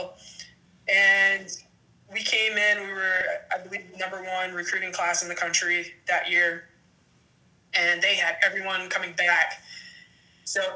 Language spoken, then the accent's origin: English; Pittsburgh, Pennsylvania, United States; also born or lived in West Virginia; I'm just from the north side of Pittsburgh